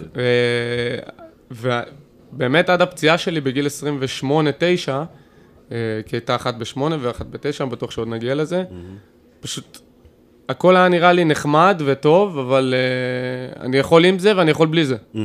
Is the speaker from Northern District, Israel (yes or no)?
no; Kfar Saba, Central District, Israel; בורן אנד רייז, מה שנקרא, פה בכפר סבא